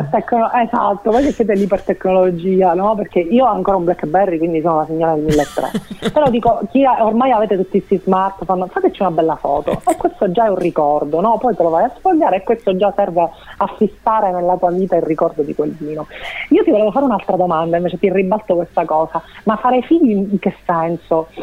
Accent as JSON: {"language": "Italian", "region": "Sicily", "country": "Italy", "said": "resto legata alla mia terra"}